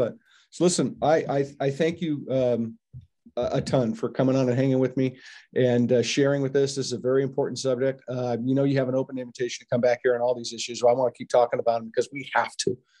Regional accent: United States

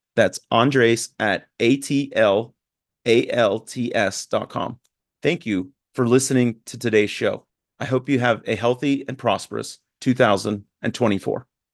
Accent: Newton, Kansas, United States; moved away as an adult; also born or lived in Italy; now in Atlanta, United States; I grew up in Newton, Kansas

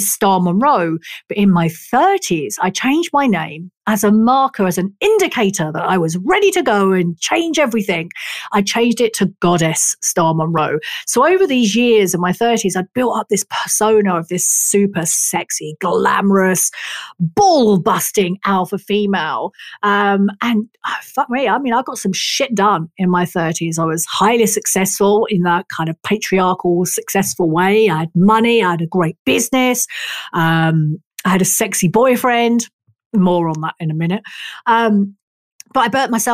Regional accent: England, United Kingdom; I am English.

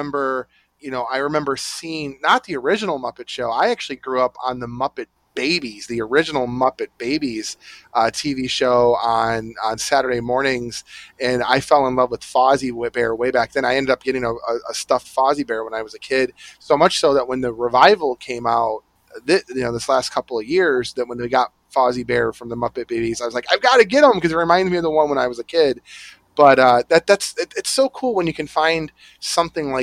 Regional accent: Detroit, Michigan, United States; I'm from Detroit. So I have this memory of going downtown with my parents

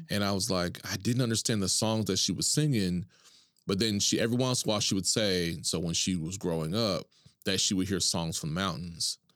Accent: Duncan, Oklahoma, United States; also born or lived in Tulsa; I'm born and raised in Oklahoma, from Duncan

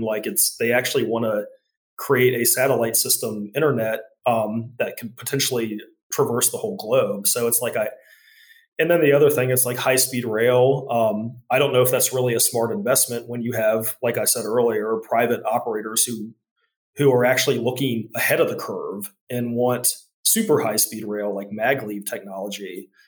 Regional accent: Charlottesville, Virginia, United States; my hometown of Charlottesville

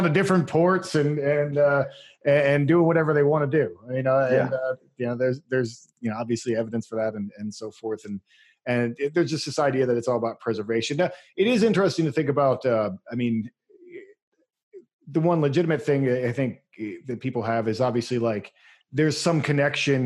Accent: Pennsylvania, United States; now in Oregon, United States; I'm from Pennsylvania originally. I'm a Yankee

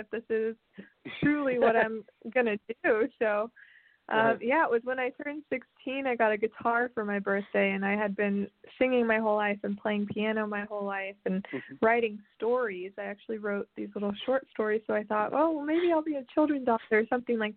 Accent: Nashville, Tennessee, United States; I was born and raised in Nashville, which is pretty unusual for artists

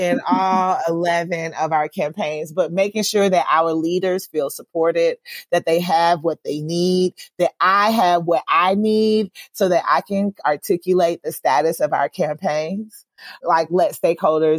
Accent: Georgia, United States; moved away as an adult; I left Georgia because I didn't think I'd be able to do this kind of work in my home state

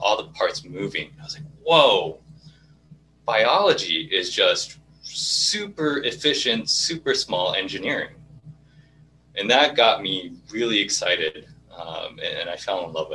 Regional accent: Irvine, California, United States; I grew up in Irvine, which is predominantly Asian, and specifically a lot of Japanese

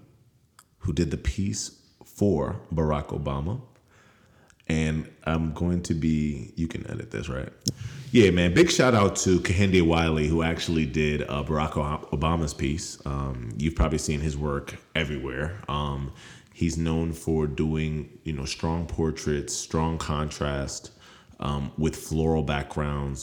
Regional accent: Nigeria; I'm from Nigeria

